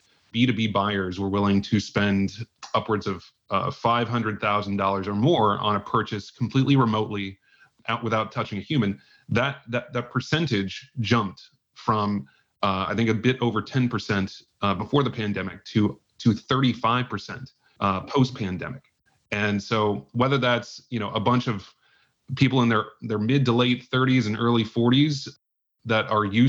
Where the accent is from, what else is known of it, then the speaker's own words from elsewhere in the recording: Indianapolis, Indiana, United States; moved away as an adult; also born or lived in San Francisco; now in New York, United States; I'm a Midwesterner at heart. I live in New York. I grew up in Indianapolis